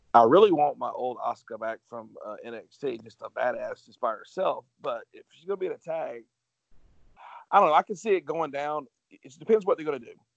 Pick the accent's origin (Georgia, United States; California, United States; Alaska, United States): Georgia, United States; I'm from Georgia